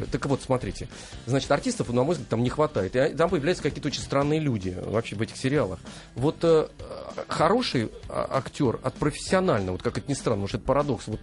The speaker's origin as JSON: {"language": "Russian", "town": "Novosibirsk", "region": "Novosibirsk Oblast", "country": "Russia", "said": "У меня на родине."}